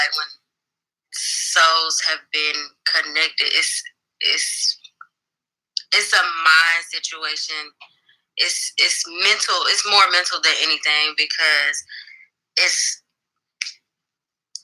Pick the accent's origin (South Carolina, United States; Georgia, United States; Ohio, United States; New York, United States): Georgia, United States; Atlanta; I am from Atlanta, Georgia